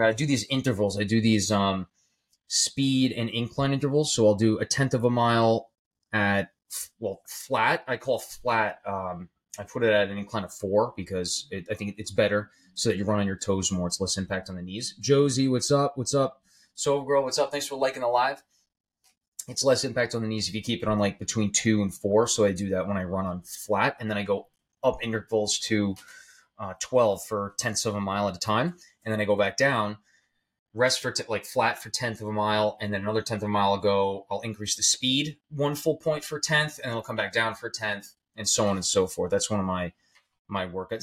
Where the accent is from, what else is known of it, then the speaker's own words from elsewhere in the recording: New York, United States; I'm from New York